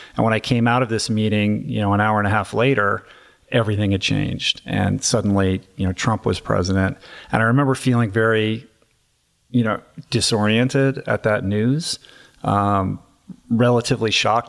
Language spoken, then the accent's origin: English; Bethesda, Maryland, United States; I grew up in Washington, D C, very much inside the Beltway, uh, in Bethesda, Maryland, in my neighborhood